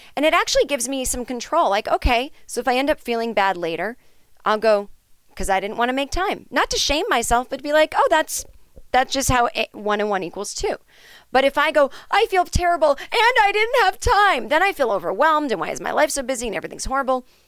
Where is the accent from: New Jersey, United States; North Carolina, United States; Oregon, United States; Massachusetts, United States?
Massachusetts, United States; Needham; I grew up in Needham.